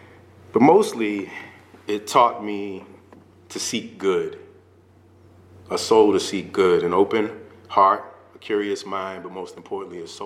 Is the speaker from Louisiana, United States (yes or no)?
yes; New Orleans, Louisiana, United States; moved away; I'm originally from New Orleans, Louisiana